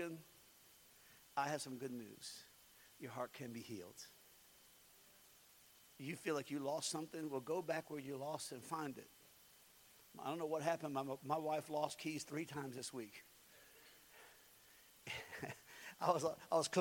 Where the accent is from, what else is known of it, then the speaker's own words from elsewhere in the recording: United States; I was born in the United States of America.